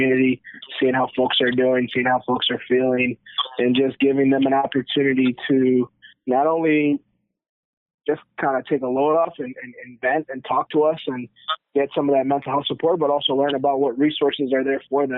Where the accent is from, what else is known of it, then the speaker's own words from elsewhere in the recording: New York, United States; I'm from New York